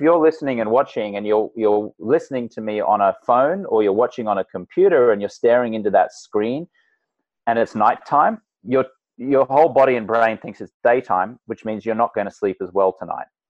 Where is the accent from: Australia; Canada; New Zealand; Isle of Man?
Australia; moved away as an adult; now in United States; I'm Australian American, and I grew up in an Australian drinking